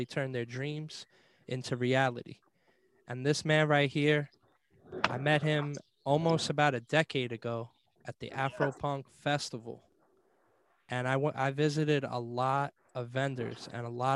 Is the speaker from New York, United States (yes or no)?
yes; New York, United States; growing up in New York, there was always so much stuff going on.